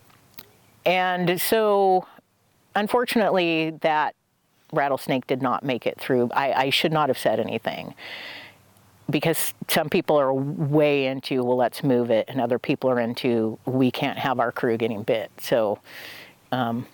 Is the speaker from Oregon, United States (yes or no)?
yes; Oregon, United States; I'm from Oregon